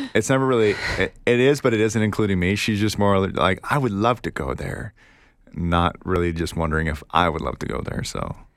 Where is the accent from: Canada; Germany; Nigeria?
Canada; Oh, we're from Canada